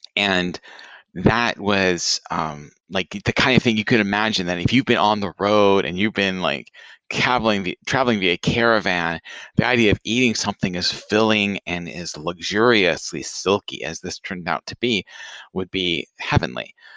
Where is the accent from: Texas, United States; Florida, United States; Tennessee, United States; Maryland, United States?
Tennessee, United States; Franklin; moved away; my hometown, Franklin, Tennessee